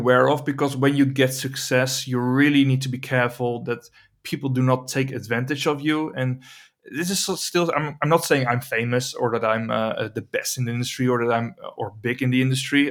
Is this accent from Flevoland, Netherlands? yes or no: yes; Emmeloord, Flevoland, Netherlands; I'm trying to build a studio here in my hometown of Emmeloord